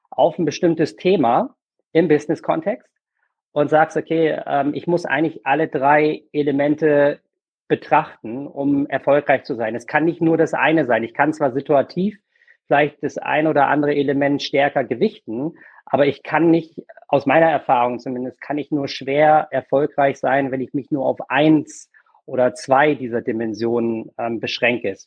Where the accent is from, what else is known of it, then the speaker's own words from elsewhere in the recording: Germany; now in Berlin, Germany; ich bin ja kein gebürtiger Berliner. Ne? Also ich hm. äh, wohne jetzt hier seit seit fast 17 Jahren. Ähm, komme ursprünglich aus der Nähe von, von Bremen.